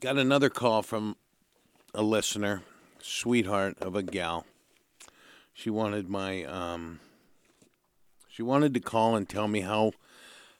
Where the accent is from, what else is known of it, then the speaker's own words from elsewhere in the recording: Santa Barbara, California, United States; born and raised in Santa Barbara